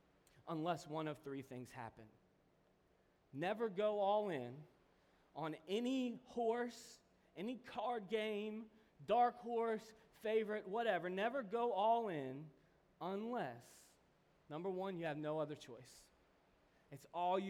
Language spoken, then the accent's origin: English; Kentucky, United States; I'm from Kentucky